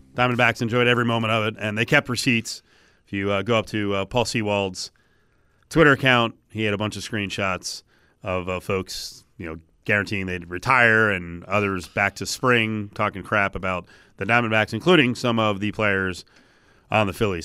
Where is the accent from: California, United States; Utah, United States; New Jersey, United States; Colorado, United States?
New Jersey, United States; now in Las Vegas, United States; growing up in New Jersey